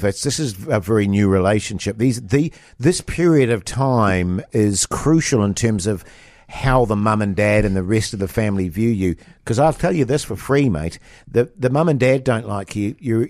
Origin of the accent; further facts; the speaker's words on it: India; English is a second language; when I was playing growing up in India, we never played this, in inverted commas, friendly way.